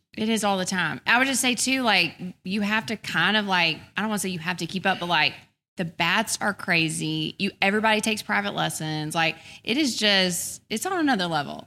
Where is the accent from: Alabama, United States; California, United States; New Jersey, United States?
Alabama, United States; Birmingham; also born or lived in Tuscaloosa, Alabama; I grew up in Birmingham. I lived in Tuscaloosa till I was five